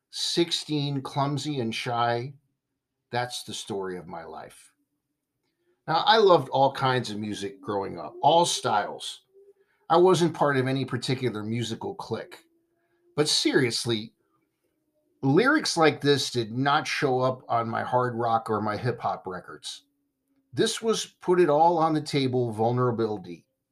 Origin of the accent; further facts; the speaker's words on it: United States; being American